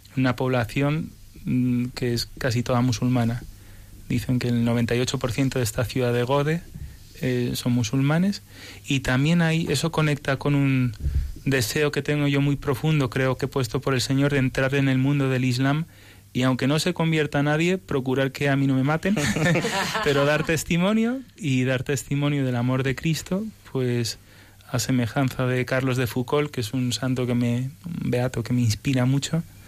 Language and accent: Spanish; Spain; also born or lived in United States; vine con seis años, nací en Estados Unidos y, y cuando vinimos a España